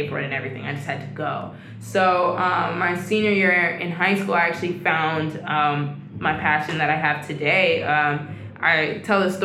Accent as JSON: {"language": "English", "town": "Atlanta", "region": "Georgia", "country": "United States", "tie": "born or raised there", "said": "I'm from Atlanta, Georgia, Southwest, Cascade"}